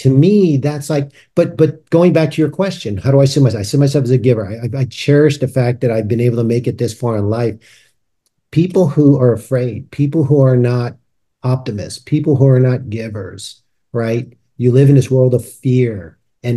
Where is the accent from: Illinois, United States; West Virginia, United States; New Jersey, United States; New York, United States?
New York, United States; I grew up in New York